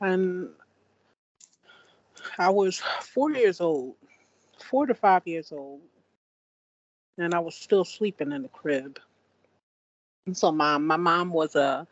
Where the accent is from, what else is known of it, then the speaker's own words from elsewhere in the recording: Philadelphia, Pennsylvania, United States; I was born and raised in Philadelphia